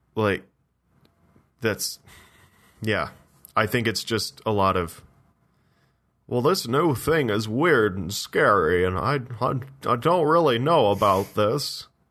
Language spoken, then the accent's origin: English; Ontario, Canada; in my hometown